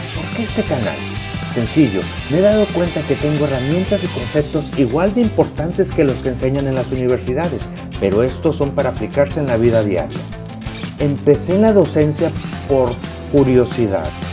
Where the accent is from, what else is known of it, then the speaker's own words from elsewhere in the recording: Mexico; Soy mexicano